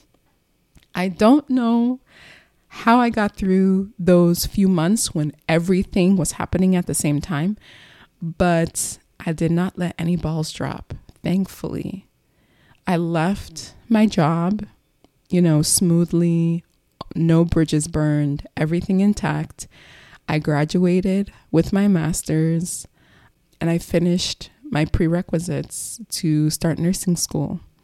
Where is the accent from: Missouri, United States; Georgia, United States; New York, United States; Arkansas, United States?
New York, United States; Long Island; moved away as an adult; also born or lived in Bronx, New York / Texas / Delaware / Philadelphia; now in New York, United States; We moved to Long Island when I was, like, six. So from age six to twenty-one, Long Island was the backdrop to my childhood